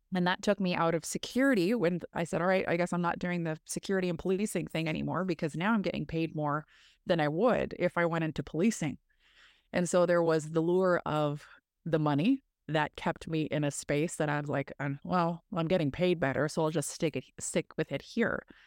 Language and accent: English; Massey, Ontario, Canada; I grew up in northern Ontario, rural northern Ontario, small town called Massey